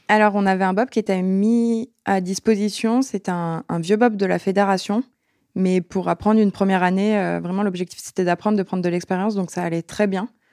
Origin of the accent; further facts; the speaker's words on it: La Plagne, Auvergne-Rhône-Alpes, France; Je viens de la Plaine